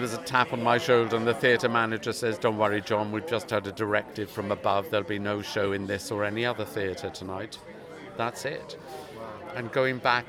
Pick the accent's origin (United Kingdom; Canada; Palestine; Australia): United Kingdom; Swansea, Wales; moved away; my hometown in Swansea